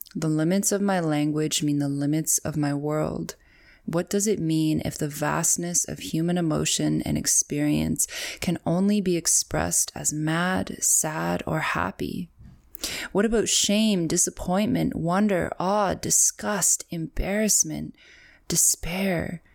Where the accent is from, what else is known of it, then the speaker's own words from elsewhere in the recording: Canada; accent: Canadian; My Canadian accent